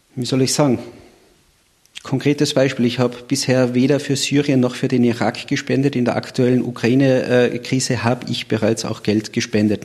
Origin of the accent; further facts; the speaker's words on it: Austria; bei uns in Österreich